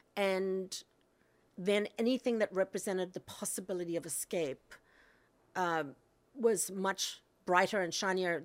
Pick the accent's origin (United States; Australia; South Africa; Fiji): South Africa; Cape Town, Western Cape; moved away; I grew up in South Africa in Cape Town